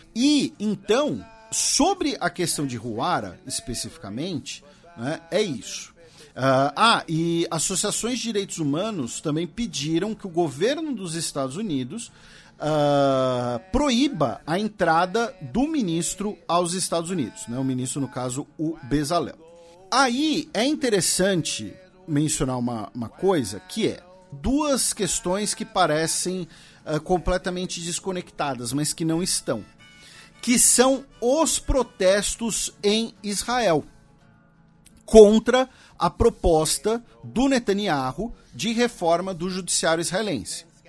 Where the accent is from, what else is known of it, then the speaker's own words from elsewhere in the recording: Brazil; nós que somos brasileiros